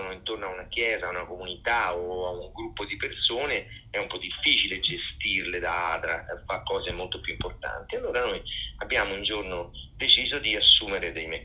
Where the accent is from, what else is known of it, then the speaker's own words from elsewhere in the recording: Rome, Lazio, Italy; io sono di Roma